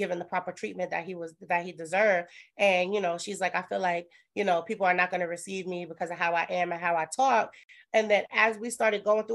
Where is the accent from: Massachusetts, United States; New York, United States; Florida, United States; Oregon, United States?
New York, United States; New York City; I'm from Brooklyn